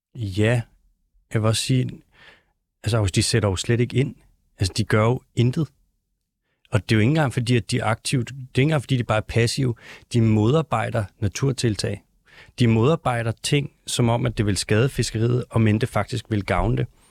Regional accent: North Zealand, near Gilleleje, Capital Region of Denmark, Denmark; accent: North Zealand; jeg er faktisk fra Nordjylland. Ikke så langt fra Gildeleje

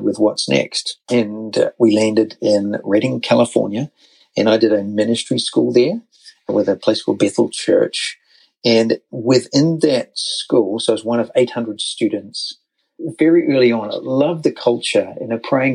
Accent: New Zealand; moved away as an adult; now in United States; So, as you can tell from the accent, we're actually American United States citizens now, but over a decade ago, 14 years ago now, 2008, we're in New Zealand

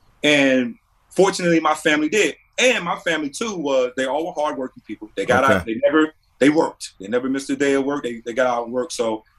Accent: North Carolina, United States; Representing my hometown, representing the state of North Carolina is also right up there.

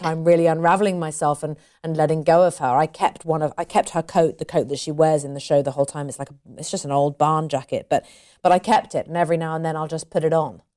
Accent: United Kingdom; I'm British. British people, you know, I wouldn't class myself as typically British

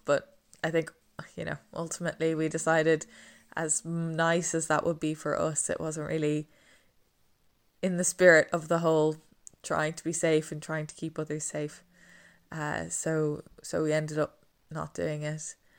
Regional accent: Dublin, Leinster, Ireland; moved away as an adult; now in England; we're from Dublin, but we go down to Wexford in the summer

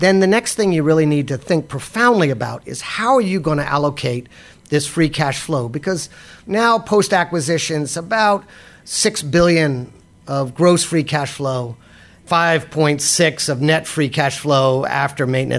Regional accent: United States; as an American

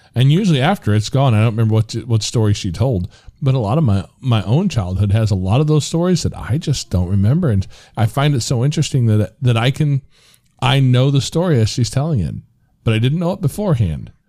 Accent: United States; as American males

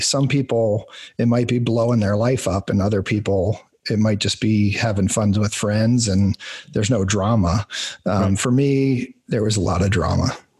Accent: rural Pennsylvania, United States; I grew up in like rural Pennsylvania farmland

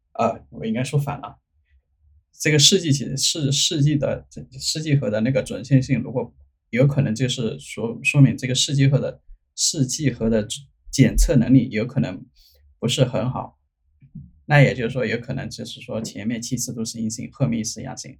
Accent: China; now in United States; 我们中国人可能会是，会，会被这个就是中国的文字会影响

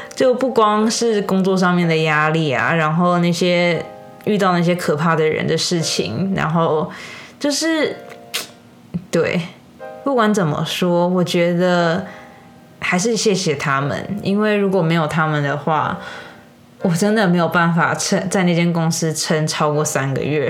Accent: United States; 身为美国人，我真心不懂。

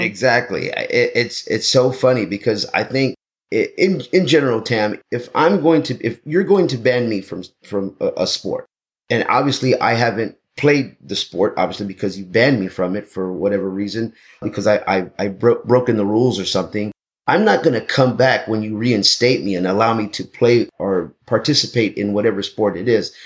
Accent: Texas, United States; now in Los Angeles, United States; I'm from Texas

